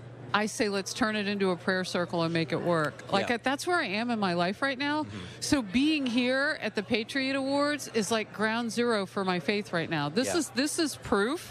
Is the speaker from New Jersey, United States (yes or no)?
yes; New Jersey, United States; I'm from Jersey up there